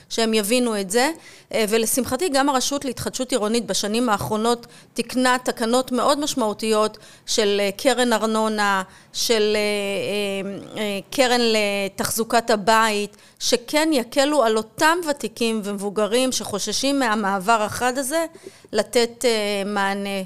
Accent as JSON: {"language": "Hebrew", "town": "Or Yehuda", "region": "Tel Aviv District", "country": "Israel", "tie": "born or raised there", "said": "כשהייתי ילדה, גדלתי ונולדתי, התחנכתי באור יהודה"}